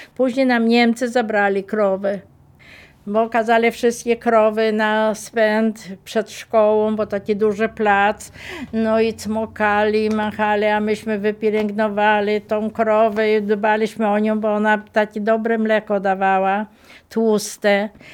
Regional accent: Malice, Lublin Voivodeship, Poland; Pochodzę z Malic. Mieszkałam przy drodze, która prowadzi z Werbkowic do Tyszowiec.

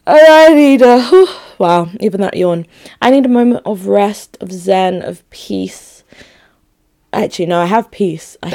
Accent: Enugu, Enugu State, Nigeria; born there; Luckily I knew where I was born. Like I was born in Enugu. Like I'm Igbo through and through Enugu babe.

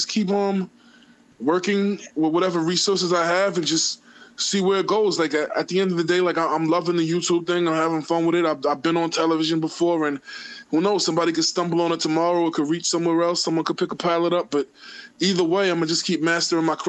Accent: New York City, New York, United States; growing up in Queens, you know, I grew up around all kind of different ethnicities

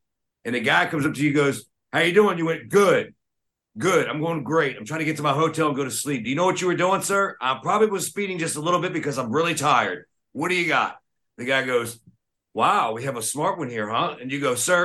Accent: Richmond, Virginia, United States; we're in my hometown of Richmond

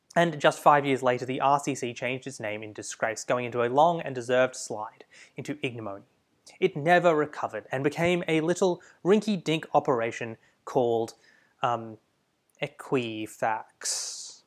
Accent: Australia; As an Australian

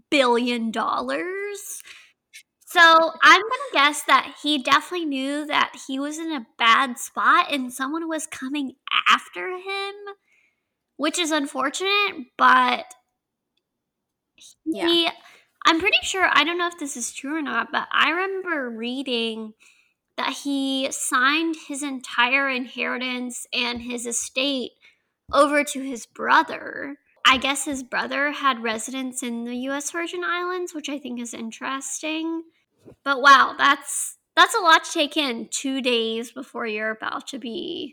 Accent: the South, United States; accent: southern; my southern accent

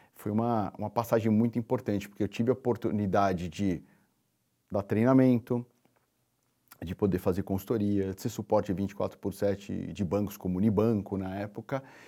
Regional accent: São Paulo, Brazil; Nasci, cresci na periferia de São Paulo, no Jardim Cupecê

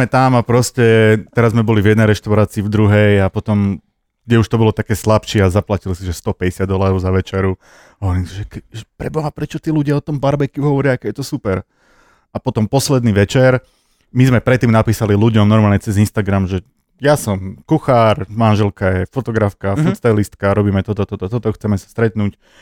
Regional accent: Prievidza, Trenčín Region, Slovakia; do škôlky som chodil do Prievidze, lebo som

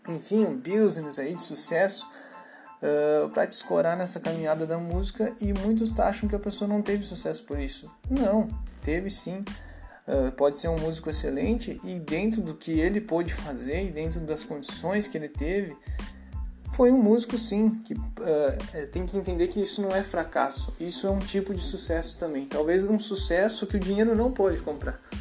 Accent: Caxias do Sul, Rio Grande do Sul, Brazil; eu sou aqui de Caxias do Sul, Rio Grande do Sul

